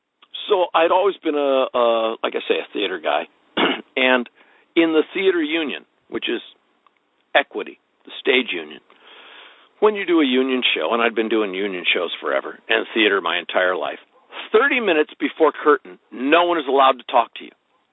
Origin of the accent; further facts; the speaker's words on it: Midwest, United States; Because I was actually from the Midwest.